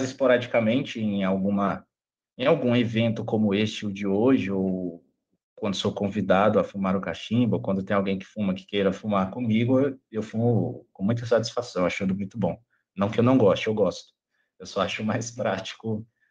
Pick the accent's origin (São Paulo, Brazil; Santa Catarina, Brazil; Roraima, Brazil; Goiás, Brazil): Goiás, Brazil; Luziânia; now in Brasília, Brazil; sou natural de Lusiânia, Goiás, cidade aqui pertinho de Brasília Hoje eu moro aqui em Brasília